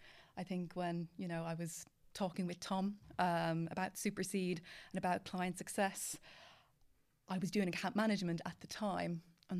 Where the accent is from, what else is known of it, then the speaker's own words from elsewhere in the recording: Ireland; I am from Ireland.